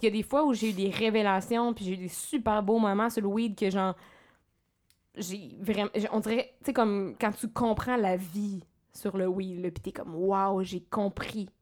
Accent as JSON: {"language": "French", "area": "Abitibi", "region": "Quebec", "country": "Canada", "moved": "as an adult", "lives_now": "Montreal, Canada", "said": "je viens de l'Abitibi"}